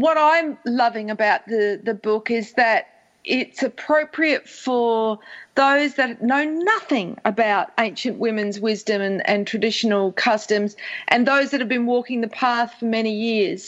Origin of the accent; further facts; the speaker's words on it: Australia; that comes with being an Australian